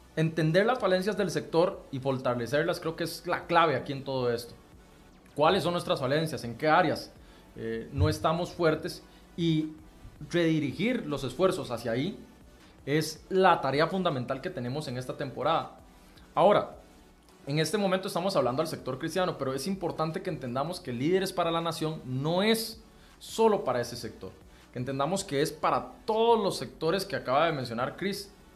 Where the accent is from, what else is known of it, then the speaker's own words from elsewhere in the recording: Costa Rica; como costarricenses